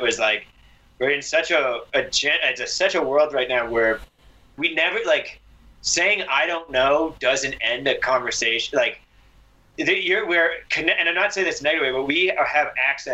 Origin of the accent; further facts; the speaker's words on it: Cape Cod, Massachusetts, United States; moved away; I grew up on Cape Cod, like far east